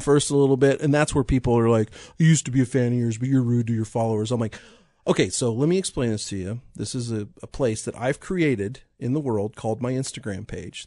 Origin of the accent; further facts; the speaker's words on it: Piper, Kansas, United States; I was from Piper